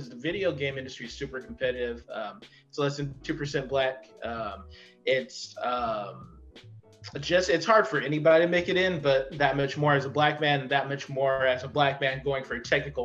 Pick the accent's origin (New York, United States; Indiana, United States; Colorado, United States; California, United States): California, United States; Fontana; I come from Fontana, California, which is out in the desert.